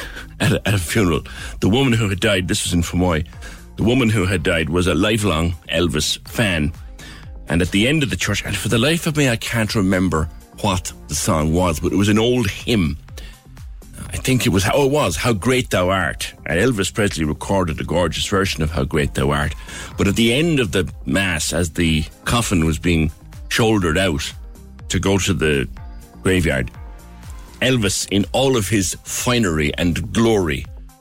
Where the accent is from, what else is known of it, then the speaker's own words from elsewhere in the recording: Cork, Munster, Ireland; I grew up in Silverdale